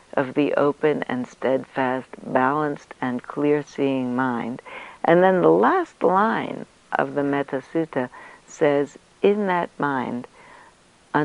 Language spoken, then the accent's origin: English; New York City, New York, United States; when I grew up in New York, I come from a long line of New York City school teachers